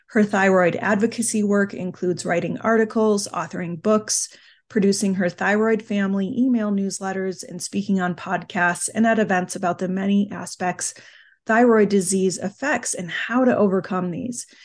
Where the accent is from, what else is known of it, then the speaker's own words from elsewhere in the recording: United Kingdom; I always say I am British